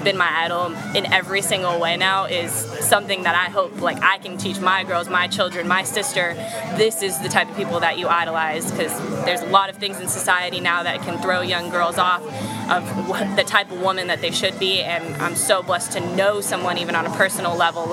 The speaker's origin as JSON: {"language": "English", "region": "California", "country": "United States", "tie": "born or raised there", "said": "being in San Diego and growing up in California"}